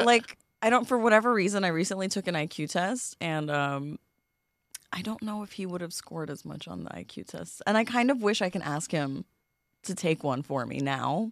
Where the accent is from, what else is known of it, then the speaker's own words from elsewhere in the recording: New York City, New York, United States; I'm from Queens, born in Flushing